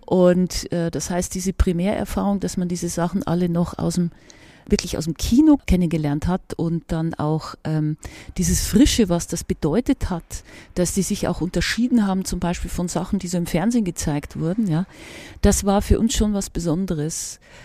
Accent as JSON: {"language": "German", "town": "Regensburg", "region": "Bavaria", "country": "Germany", "tie": "born or raised there", "moved": "as an adult", "said": "Filmsozialisation in meiner Heimatstadt, also wo ich die Schulzeit zugebracht habe und auch noch die ersten vier Semester, nämlich Regensburg"}